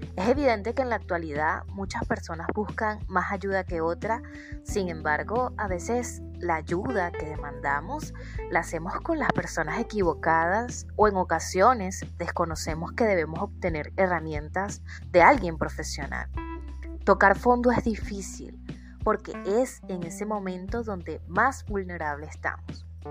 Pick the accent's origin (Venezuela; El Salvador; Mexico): Venezuela; soy psicólogo venezolana viviendo en Venezuela